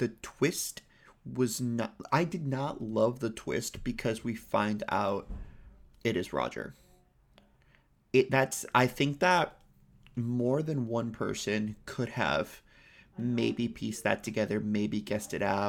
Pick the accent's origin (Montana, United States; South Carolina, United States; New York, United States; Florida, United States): Florida, United States; I'm from Florida. People can't tell the difference.